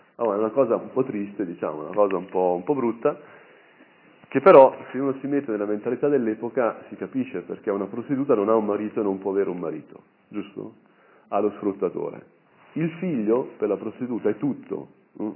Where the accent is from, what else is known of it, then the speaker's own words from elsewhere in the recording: Brianza, Lombardy, Italy; da Brianzolo c'è sempre, diciamo, un certo attaccamento a tutta quella, quella, dimensione